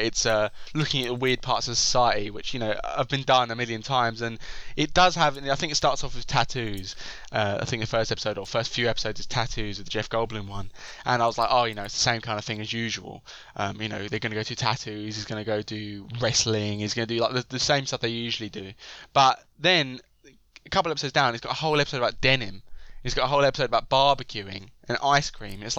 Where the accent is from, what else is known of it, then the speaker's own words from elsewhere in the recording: United Kingdom; as a British person